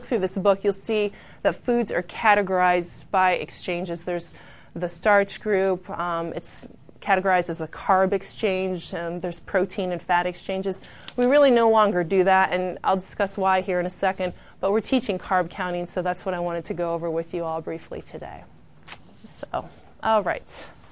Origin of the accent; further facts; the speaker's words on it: Findlay, Ohio, United States; I'm from Findlay, Ohio, so Bowling Green's close